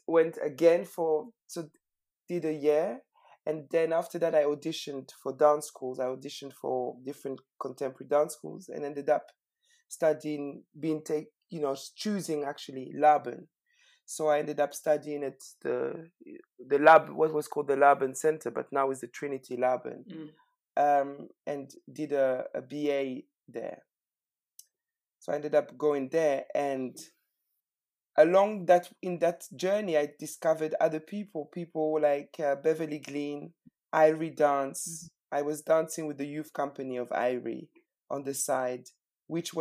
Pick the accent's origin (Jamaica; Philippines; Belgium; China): Belgium; Brussels, Brussels-Capital Region; moved away as an adult; also born or lived in Harare, Zimbabwe / United Kingdom; now in London, United Kingdom; I grew up in Brussels. So I was born in Harare, but I grew up in Brussels. Most of my childhood was in Brussels